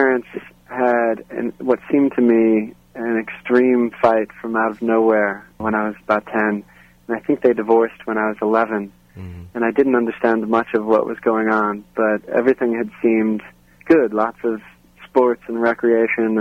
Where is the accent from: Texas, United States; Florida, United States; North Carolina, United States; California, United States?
California, United States; Santa Clarita; also born or lived in San Francisco Bay Area, California; I grew up in Santa Clarita, California